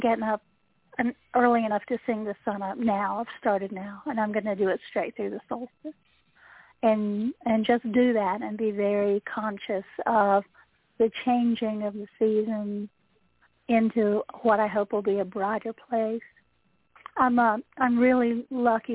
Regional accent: Appalachia, United States; the resident Appalachian person.

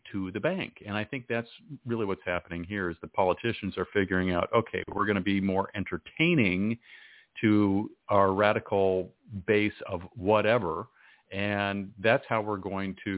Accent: Oregon, United States; me getting together with my family growing up in Oregon

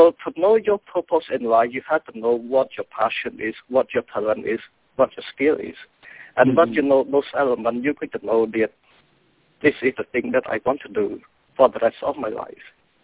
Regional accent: Cambodia; English is a second language; now in United States; I was born and grew up in Cambodia, and English is my second language.

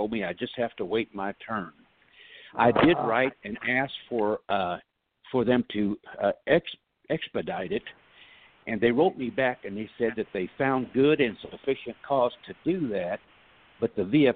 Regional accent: Maryville, Tennessee, United States; I'm from Tennessee myself, Blount County, Maryville, over that way

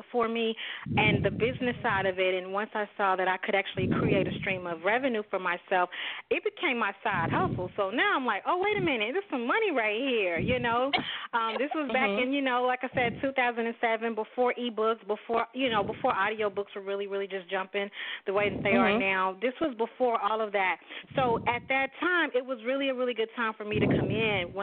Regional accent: Dallas, Texas, United States; I'm from Dallas, Texas. I'm born and bred.

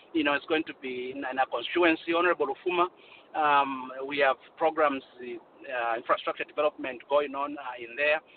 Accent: Kankoyo, Copperbelt Province, Zambia; But I'm from Kankoyo. I grew up in Kankoyo, and I saw the the dilapidation and uh, a just a community left behind, and uh, my parents live there, my sisters live there, everyone lives there.

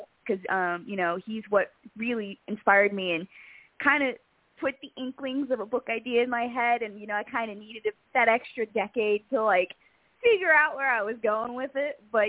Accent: Charlotte, North Carolina, United States; You know, life was always interesting. You know, there was a lake, so in the summer, if you weren't at summer camp, you were somewhere on the lake.

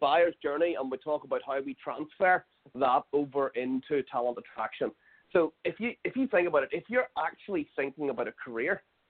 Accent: Belfast, Northern Ireland, United Kingdom; now in Scotland, United Kingdom; I'm in Scotland. I'm from Belfast. I'm from Belfast in Northern Ireland.

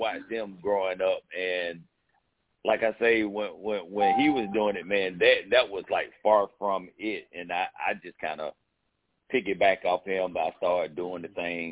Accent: Jacksonville, Florida, United States; now in Albany, United States; I'm born and raised in Jacksonville, moved to Albany, Georgia. And this is where I stay

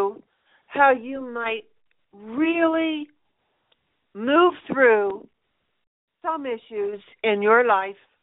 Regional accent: Colorado, United States; here in my hometown in Colorado.

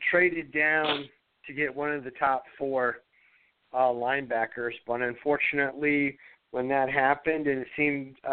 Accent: Ohio, United States; now in Maine, United States; because I'm originally from Ohio but live in Maine.

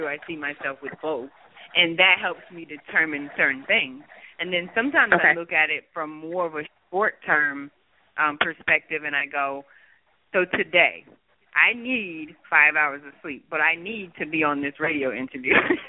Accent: Mississippi, United States; I was like, oh, because I'm from Mississippi.

